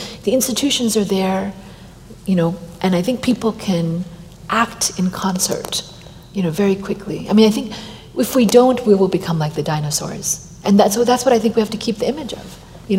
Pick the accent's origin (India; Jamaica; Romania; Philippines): India; Delhi; also born or lived in Washington, D.C. / California; now in United States; I'm an American. I come from California. I was born in India and raised in Delhi and Washington, D.C. And I feel like I've had bifocal lenses, you know, two different ways of growing up.